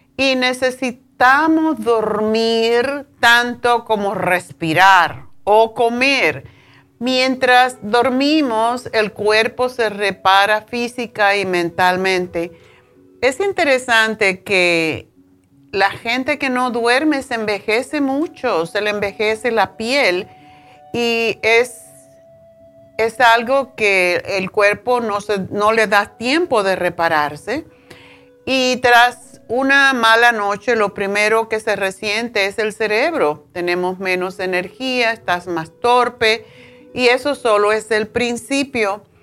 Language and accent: Spanish; Tánamo, Holguín, Cuba; moved away; en mi pueblo, yo vivía en un pueblito, mi padre era, como decir, el, jefe del pueblo, porque era la tienda más grande que existía, que no era de él, era del central eh, Tánamo